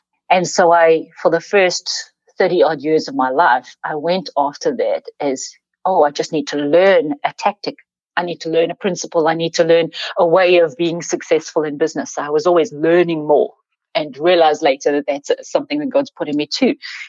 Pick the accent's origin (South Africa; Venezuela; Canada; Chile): South Africa; So, I grew up in South Africa. That's one third of my accent.